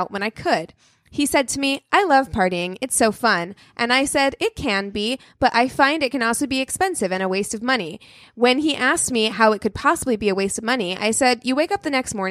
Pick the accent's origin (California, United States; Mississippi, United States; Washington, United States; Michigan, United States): California, United States; I'm from California